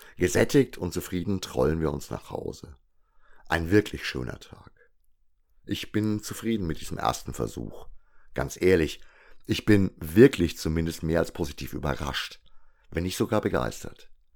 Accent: Würzburg, Bavaria, Germany; als Würzburger

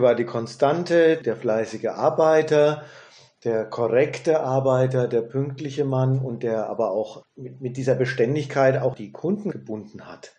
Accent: Germany; also born or lived in United States; bei uns in Deutschland

